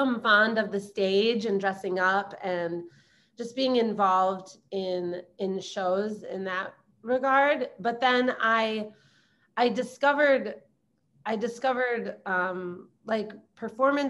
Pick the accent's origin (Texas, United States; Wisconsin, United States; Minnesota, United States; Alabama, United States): Wisconsin, United States; Milwaukee; moved away as an adult; also born or lived in Southeast Asia; Born and raised in Milwaukee, Wisconsin